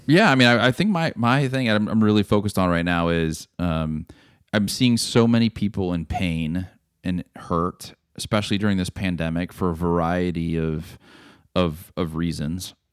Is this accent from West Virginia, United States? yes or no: no; Texas, United States; as a Texan